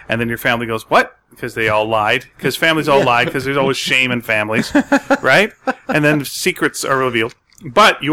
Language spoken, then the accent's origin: English; Canada; we're Canadian